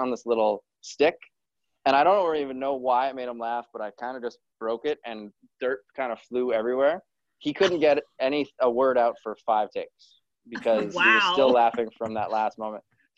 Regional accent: Kelowna, British Columbia, Canada; born there; Well, I was born in Kelowna, which is just outside of there.

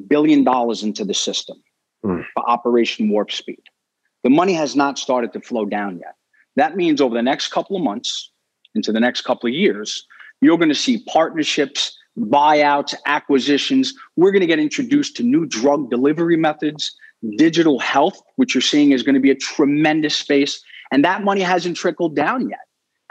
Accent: New York City, New York, United States; I was born in Brooklyn, Staten Island.

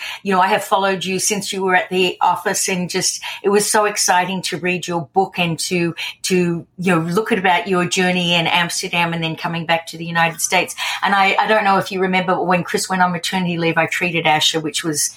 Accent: Australia; I'm Australian

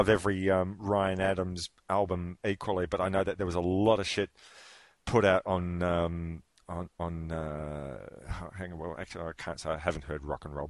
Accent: Melbourne, Victoria, Australia; my hometown of Melbourne

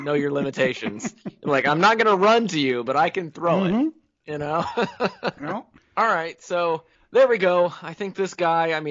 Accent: Connersville, Indiana, United States; I am from Connersville

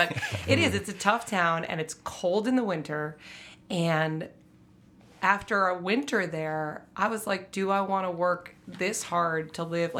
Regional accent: Boston, Massachusetts, United States; now in Chicago, United States; I grew up in Boston. My dad moved here for work when I was a kid, and so I'd go back and forth between Boston and Chicago.

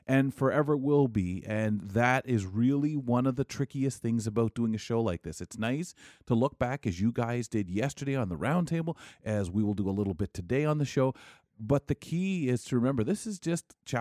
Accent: London, Ontario, Canada; being a Londoner, I remember a show from Michigan, Detroit, back when I was a kid, called Kelly and Company

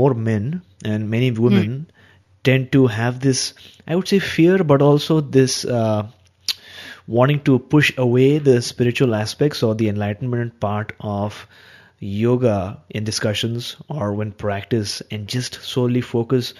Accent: India; being an Indian

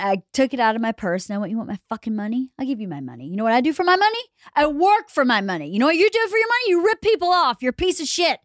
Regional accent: Georgia, United States; moved away as an adult; also born or lived in New York; I grew up in Georgia and I grew up for a lot of it in rural Georgia on a f, uh, mostly on a farm

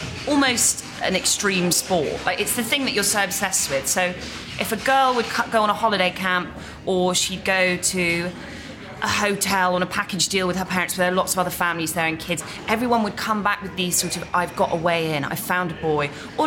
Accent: Stanmore, London, United Kingdom; I grew up in Stanmore

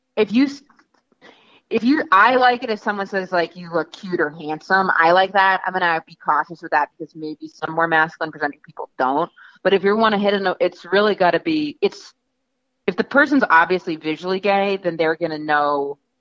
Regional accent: New York, United States; I'm from New York

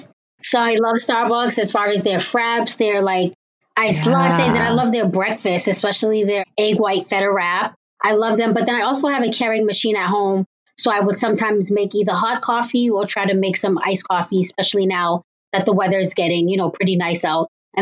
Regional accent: Cambridge, Massachusetts, United States; Yes, I was born and raised in Cambridge, Massachusetts.

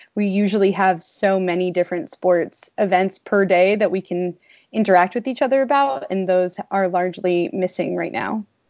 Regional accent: New England, United States; moved away as an adult; I grew up in New England and grew up playing sports for my whole life

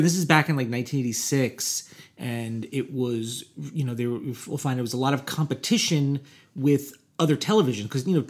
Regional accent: Midwest, United States; so I grew up in the Midwest.

